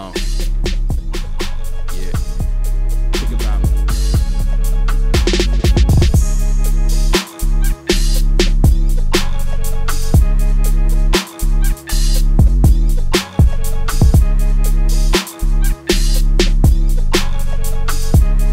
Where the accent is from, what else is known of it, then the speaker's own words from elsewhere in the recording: the South, United States; I'm from the South.